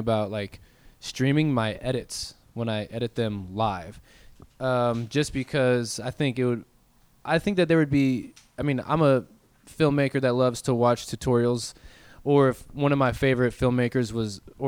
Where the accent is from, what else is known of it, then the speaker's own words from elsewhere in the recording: Wentzville, Missouri, United States; also born or lived in St. Charles; I went to Holt High School